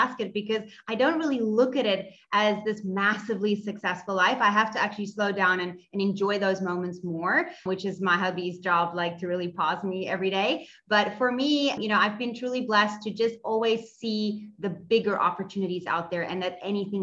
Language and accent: English; Cape Town, Western Cape, South Africa; I am from Cape Town in South Africa